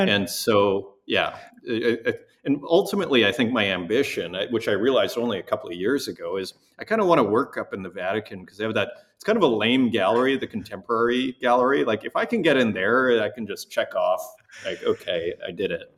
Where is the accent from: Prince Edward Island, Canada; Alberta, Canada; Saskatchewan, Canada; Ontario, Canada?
Saskatchewan, Canada; Saskatoon; also born or lived in Montreal; now in Berlin, Germany; I grew up in uh, Saskatoon, Saskatchewan, which is in Canada's Midwest